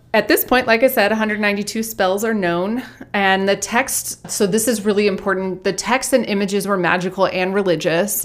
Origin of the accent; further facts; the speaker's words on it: Georgia, United States; I grew up in Georgia